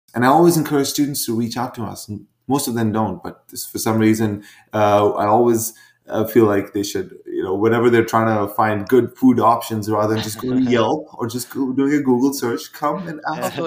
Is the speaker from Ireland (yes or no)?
no; India; moved away as an adult; now in Vancouver, Canada; I was born in India uh, and uh, did I was there through high school and then a couple years after